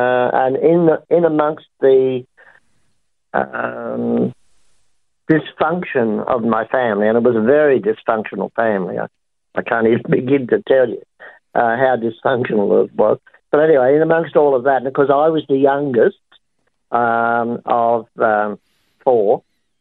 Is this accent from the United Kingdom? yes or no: no; Sydney, New South Wales, Australia; born or raised there; also born or lived in Gaythorne, Brisbane, Queensland